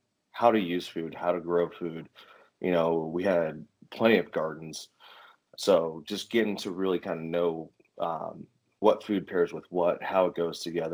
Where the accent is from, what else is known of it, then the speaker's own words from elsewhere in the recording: Appalachian Mountains of Virginia, United States; I grew up in the Appalachian Mountains of Virginia. So literally right in the Blue Ridge Mountains